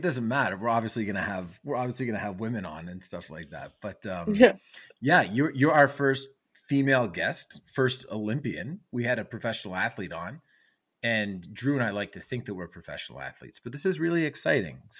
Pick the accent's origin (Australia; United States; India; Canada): Canada; as a Canadian